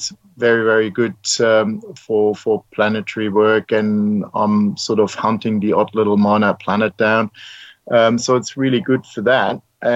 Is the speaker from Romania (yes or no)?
no; Germany; moved away as an adult; now in Mornington, Australia; as you may recognize from my accent, I'm not born in Australia, originally from Germany, and I came out here 22 years ago this year.